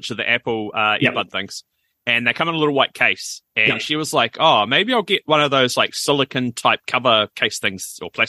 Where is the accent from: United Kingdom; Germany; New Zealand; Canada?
New Zealand; we're from New Zealand